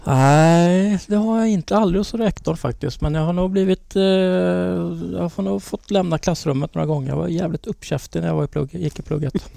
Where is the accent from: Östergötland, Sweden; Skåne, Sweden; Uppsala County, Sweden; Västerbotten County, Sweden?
Östergötland, Sweden; Linköping; vi är från Linköping